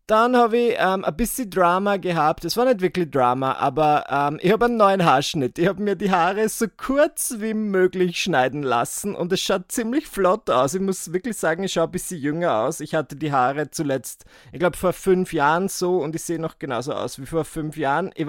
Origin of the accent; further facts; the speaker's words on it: Burgenland, Austria; ich bin ja Burgenländer. Ich komme aus dem Burgenland. Ähm, meine Familie wohnt nach wie vor dort und mein Heimatort ist 40 Autominuten von Wien entfernt